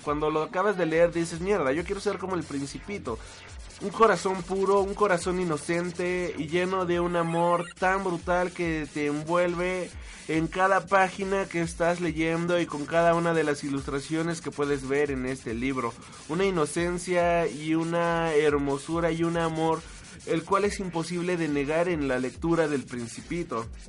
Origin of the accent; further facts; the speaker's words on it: Mexico; a mí como mexicano